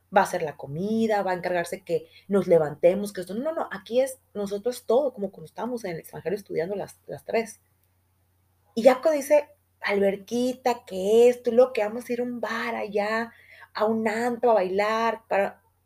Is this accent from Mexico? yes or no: yes; Guadalajara, Jalisco, Mexico; somos de Guadalajara